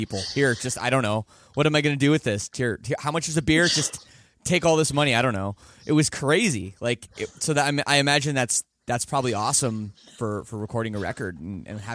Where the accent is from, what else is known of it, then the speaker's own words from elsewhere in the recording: Canada; accent: Canadian; I sound more Canadian being home for the last 2 months